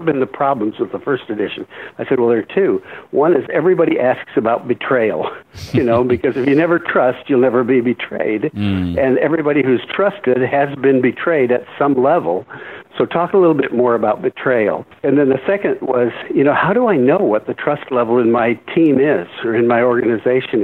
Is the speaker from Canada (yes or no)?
no; Michigan, United States; also born or lived in Iowa; I was born in Iowa, grew up in Michigan